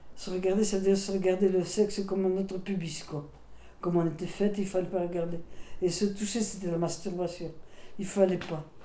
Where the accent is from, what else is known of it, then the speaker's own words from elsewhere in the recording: Alsace, Grand Est, France; first language Alsatian; French is a second language; moved away; also born or lived in Melun / Burgos, Spain / Basque Country; j'ai été éduquée en Alsace. J'ai parlé de ma première langue, l'alsacien